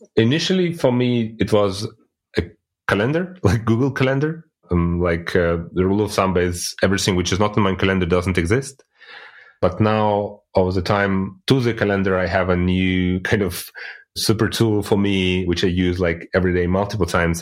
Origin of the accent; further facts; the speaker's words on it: Russia; now in Germany; I'm originally coming from Russia, but living in Germany since like already 18 years